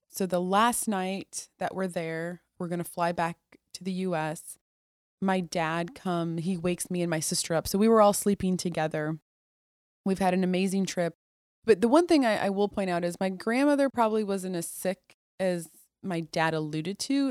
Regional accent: Toledo, Ohio, United States; also born or lived in Mosul, Iraq; I was born in Toledo, Ohio

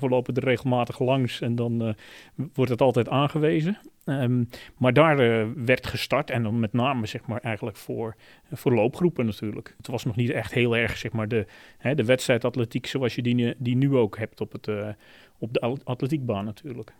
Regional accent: Zeelandic Flanders, Netherlands; moved away as an adult; now in Hilversum, Netherlands; in Zeeuws-Vlaanderen, waar ik vandaan kom

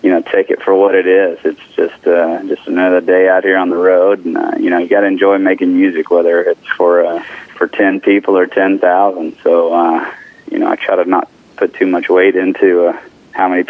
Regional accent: Texas, United States; I'm from Texas

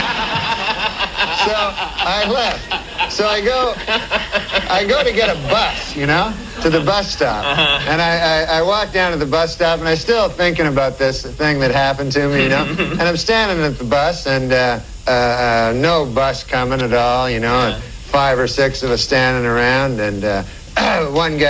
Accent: Monkland, Ontario, Canada; moved away; I'm from a little town. It's called Monkland

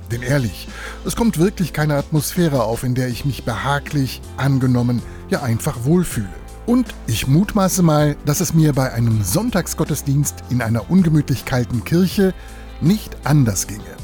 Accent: Lower Saxony, Germany; bei uns in Niedersachsen

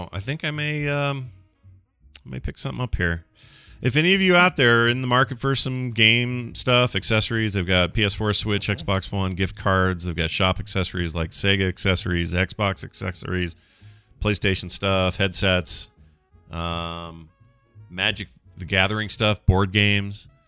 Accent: Denver, Colorado, United States; a small video game store owner in my hometown of Denver, Colorado, is doing uh, everything in their power to continue paying their employees

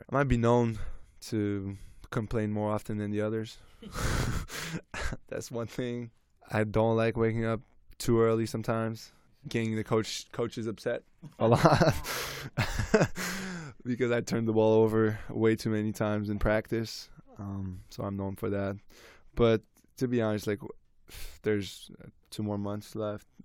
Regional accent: Canada; so I'm Lebanese Canadian so my mom my grand grandmother as well um they cooked every day for me, like Lebanese food.

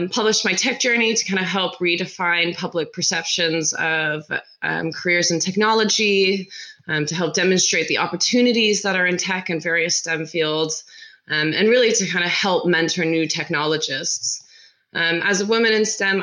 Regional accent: Seattle, Washington, United States; moved away as an adult; also born or lived in California / England; now in London, United Kingdom; I was born in California, raised up in Seattle

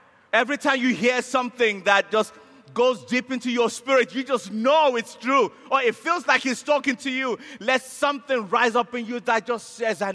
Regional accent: Nigeria; I'm a Nigerian.

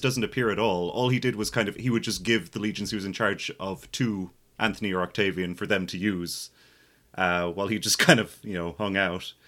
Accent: Ireland; as an Irish millennial

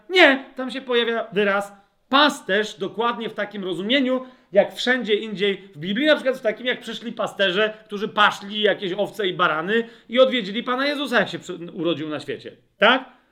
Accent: Nowe Brzesko, Lesser Poland, Poland; ja się wychowałem w nowym, wychowywałem w Nowym Brzesku, to jest mała miejscowość

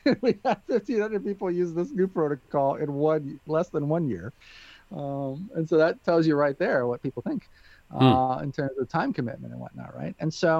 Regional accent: Peoria, Illinois, United States; born there; And it just so happened that I was born in Peoria, Illinois. I really kind of grew up all over the world

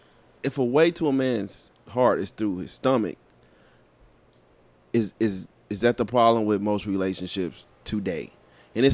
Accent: San Diego, California, United States; I come from San Diego.

